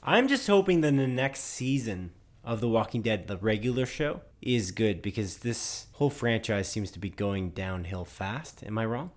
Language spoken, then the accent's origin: English; Canada; We're Canadian